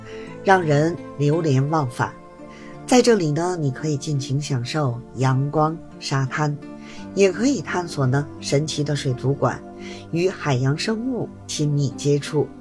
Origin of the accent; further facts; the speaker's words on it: Beijing, China; 我是北京的